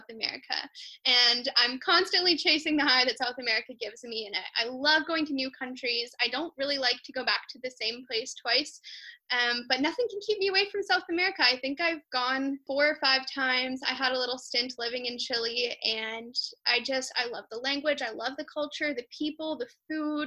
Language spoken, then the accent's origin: English; Canada; as a Canadian